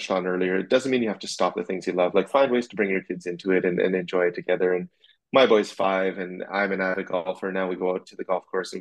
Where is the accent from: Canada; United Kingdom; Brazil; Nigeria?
Canada; Saskatchewan; I grew up in Saskatchewan in Canada, middle of Canada